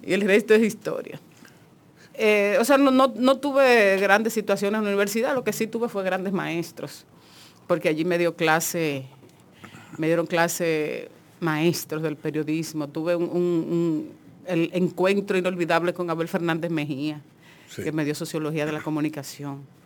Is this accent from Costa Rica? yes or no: no; Monte Plata, Dominican Republic; yo vengo de Monteplata